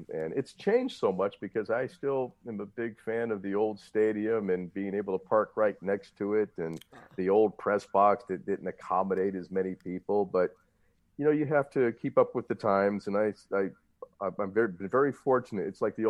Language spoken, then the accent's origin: English; Northwest Indiana, United States; But we grew up in Northwest Indiana